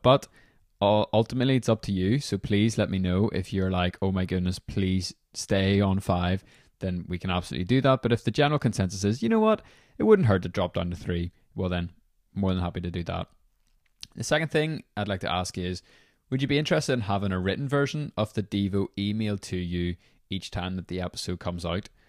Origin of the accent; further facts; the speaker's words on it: Belfast, Northern Ireland, United Kingdom; I'm from Belfast, Northern Ireland